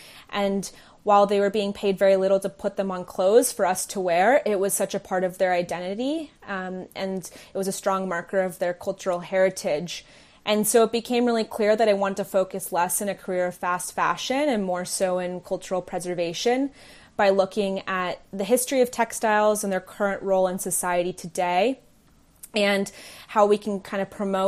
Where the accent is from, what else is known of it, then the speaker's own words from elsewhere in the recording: California, United States; also born or lived in England / New York / New Delhi, India; I guess some would say I'm a Bay Area native, but I was born in England and then raised in between the Bay Area, California, New York, and New Delhi, India.